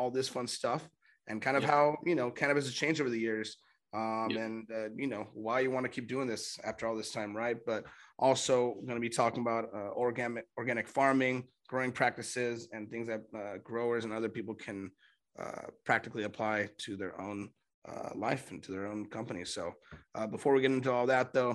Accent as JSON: {"language": "English", "town": "Los Angeles", "region": "California", "country": "United States", "said": "I'm from"}